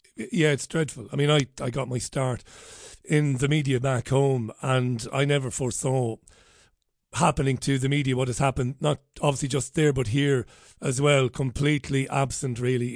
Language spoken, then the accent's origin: English; Ireland; that Ireland that I would have believed I was living in growing up